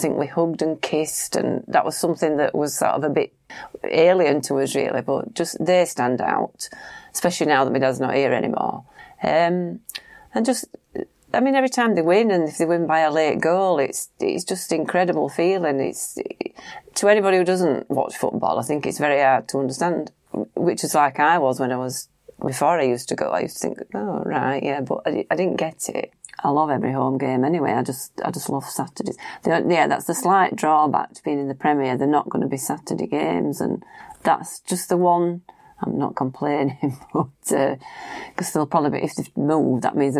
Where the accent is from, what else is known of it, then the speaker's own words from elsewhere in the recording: Huddersfield, Yorkshire and the Humber, United Kingdom; also born or lived in Lancashire; my hometown